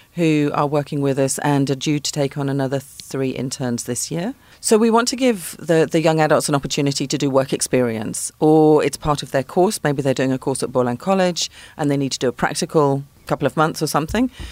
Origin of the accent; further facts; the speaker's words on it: London, United Kingdom; moved away as an adult; now in Cape Town, South Africa; I am not from Pretoria. I'm from London.